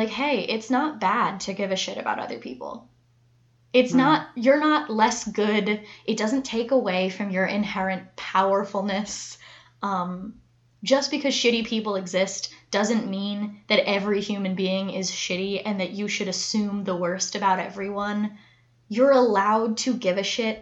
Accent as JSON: {"language": "English", "country": "United States", "said": "we're American"}